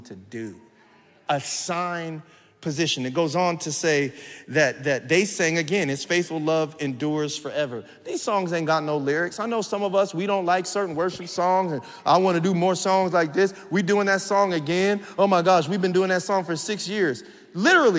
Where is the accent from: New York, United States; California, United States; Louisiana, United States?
California, United States; San Bernardino; now in Los Angeles, United States; I'm still from San Bernardino